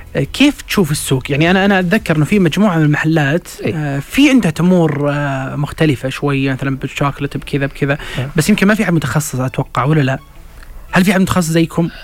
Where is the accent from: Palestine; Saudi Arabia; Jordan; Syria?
Saudi Arabia; بالنسبة لنا إحنا كسعوديين